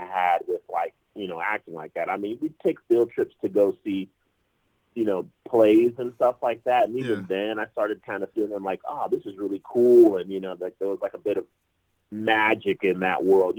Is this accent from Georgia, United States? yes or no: yes; Atlanta, Georgia, United States; also born or lived in Fort Lauderdale, Florida; we moved up to Atlanta back in 97, and I love Atlanta, and I'm like, this is home